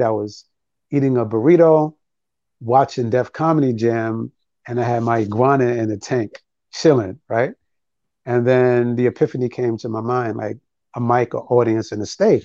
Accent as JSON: {"language": "English", "town": "New York City", "region": "New York", "country": "United States", "tie": "born or raised there", "also_born_or_lived": "Harlem, New York / Brooklyn, New York", "moved": "as an adult", "lives_now": "Prince George's County, Maryland, United States", "said": "I was born in Harlem, raised in the Bronx. I lived in Brooklyn for over 15 years"}